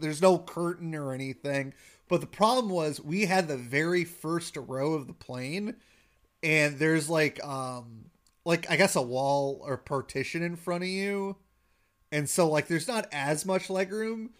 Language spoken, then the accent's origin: English; Wisconsin, United States; I've lived in Wisconsin majority of my life, but growing up in Wisconsin